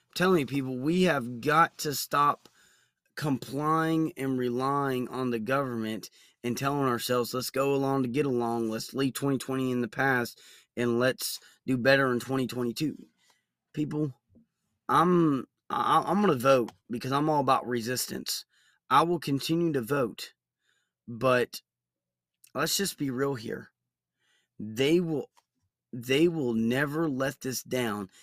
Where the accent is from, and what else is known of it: United States